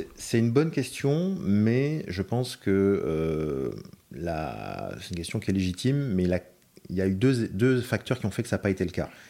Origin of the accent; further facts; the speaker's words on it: France; moved away as an adult; also born or lived in London; je suis français